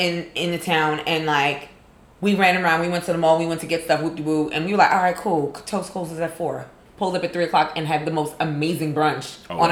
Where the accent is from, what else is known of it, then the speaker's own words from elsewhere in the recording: New York City, New York, United States; now in Atlanta, United States; as a New Yorker